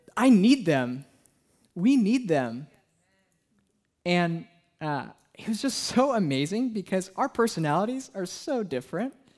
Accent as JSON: {"language": "English", "region": "Southern California", "country": "United States", "moved": "yes", "lives_now": "Portland, United States", "said": "I'm from Southern California"}